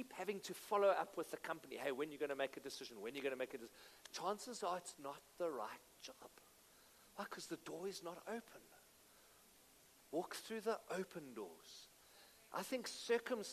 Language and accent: English; Benoni, Gauteng, South Africa; I'm from Benoni. I love Benoni.